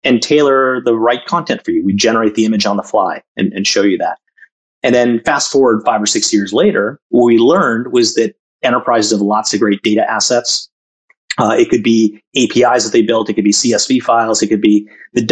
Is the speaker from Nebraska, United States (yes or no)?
no; Massachusetts, United States; moved away as an adult; also born or lived in India / Jamshedpur, India / Calcutta, India / Madras, India; I grew up in Massachusetts, lived out in Silicon Valley, Bay Area, right after school